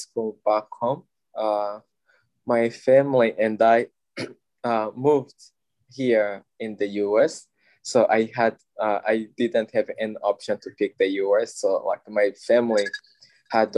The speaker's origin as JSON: {"language": "English", "country": "DR Congo", "moved": "as an adult", "lives_now": "Baltimore, United States", "said": "I am from Republic Democratic of Congo"}